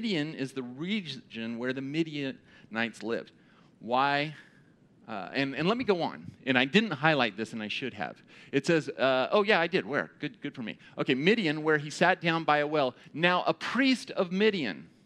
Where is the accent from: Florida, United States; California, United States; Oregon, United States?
California, United States; Pasadena; I grew up in Pasadena